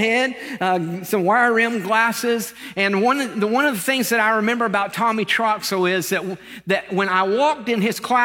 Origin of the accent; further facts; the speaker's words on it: Lakeland, Florida, United States; I was born in Lakeland, Florida, not far from here